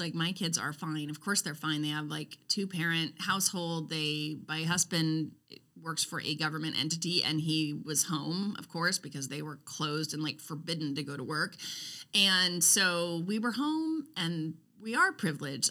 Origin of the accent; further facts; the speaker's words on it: Roseburg, Oregon, United States; moved away; I grew up in Roseburg. I went to Roseburg High School.